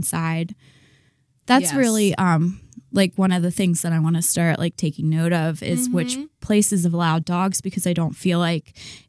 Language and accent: English; Pataskala, Ohio, United States; also born or lived in Florida; now in Columbus, United States; I grew up in Pataskala.